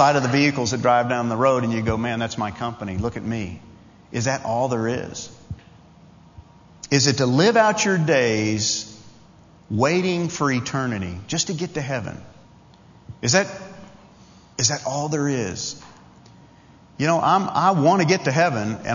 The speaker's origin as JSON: {"language": "English", "area": "Long Island", "region": "New York", "country": "United States", "tie": "born or raised there", "said": "Some obscure kid growing up on Long Island, New York, the son of a Baptist preacher"}